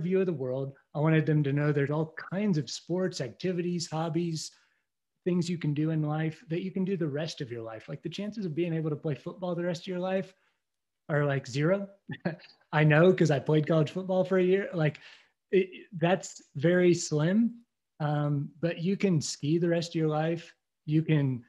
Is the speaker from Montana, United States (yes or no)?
no; Indiana, United States; moved away; I was born and raised in Indiana